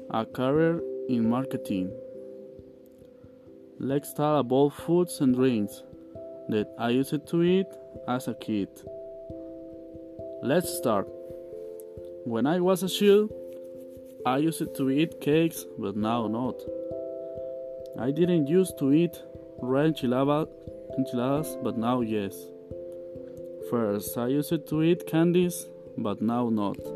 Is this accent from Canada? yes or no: no; Tototlán, Jalisco, Mexico; English is a second language; I am from Tototlan. I live in Tototlan. It is located between Atotonilco, Ocotlan, and Zapotlanejo. I am 20 years old